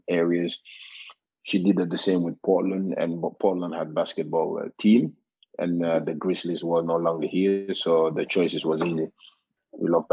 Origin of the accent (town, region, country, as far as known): Norway; born or raised there; English is a second language; moved away as an adult; also born or lived in Gambia; now in Canada